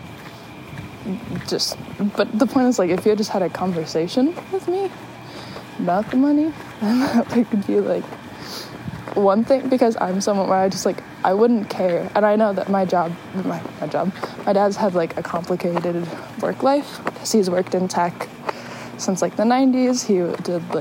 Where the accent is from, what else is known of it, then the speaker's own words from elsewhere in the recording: California, United States; moved away; the family that I grew up with in California